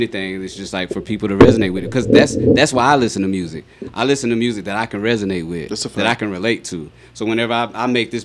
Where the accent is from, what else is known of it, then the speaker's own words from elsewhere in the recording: Marion, South Carolina, United States; now in Las Vegas, United States; I'm from a small town in South Carolina. You know what I'm saying? I'm from Marion, South Carolina